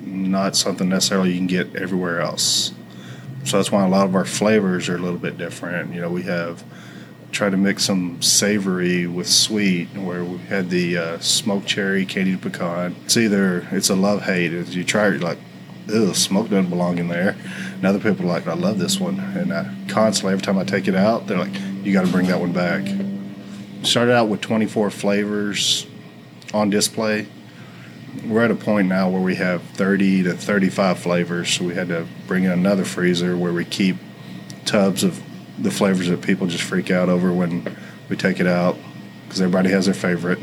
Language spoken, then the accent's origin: English; Forney, Texas, United States; moved away as an adult; now in Richardson, United States; I grew up in Forney